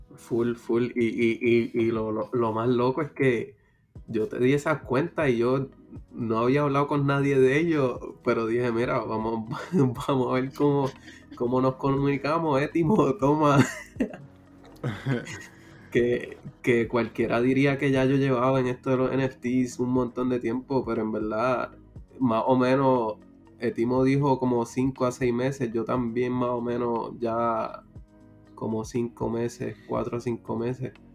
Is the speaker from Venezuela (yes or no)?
no; Puerto Rico